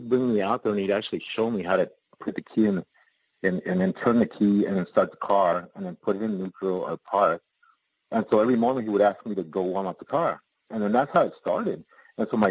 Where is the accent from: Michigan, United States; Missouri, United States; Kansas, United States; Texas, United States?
Texas, United States; Dimmitt; moved away; I was raised back in Texas, and it was in the North Panhandle, Dimmitt, Texas